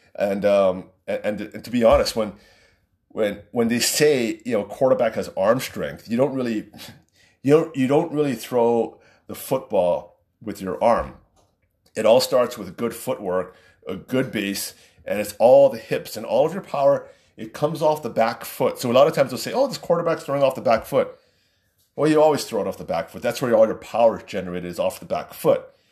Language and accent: English; Waipahu, Hawaii, United States; I grew up in Waipahu